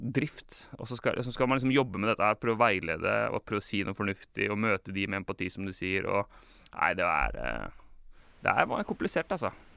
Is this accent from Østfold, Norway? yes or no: no; Larvik, Vestfold, Norway; jeg er oppvokst eh, i Misjonskirka Larvik